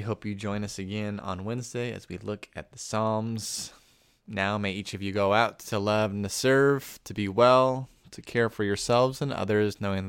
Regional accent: Arizona, United States; I'm from Arizona.

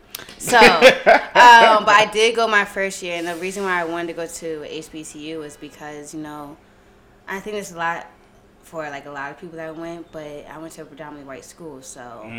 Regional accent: Lower Merion, Pennsylvania, United States; also born or lived in West Philadelphia; now in New York, United States; But I'm from technically I am from West Philly, but I moved to... Maybe the suburbs, Lower Merion, where around when I was 5 years old.

